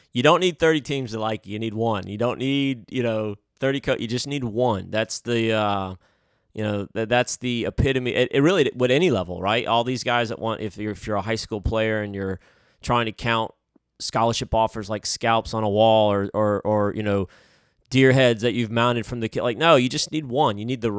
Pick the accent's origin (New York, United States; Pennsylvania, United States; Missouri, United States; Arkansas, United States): New York, United States; upstate; I was born in upstate New York.